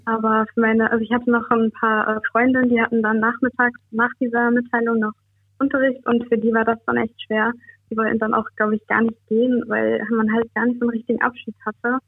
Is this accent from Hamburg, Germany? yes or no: no; Münster, North Rhine-Westphalia, Germany; Ich komme aus Münster, aus Nordrhein-Westfalen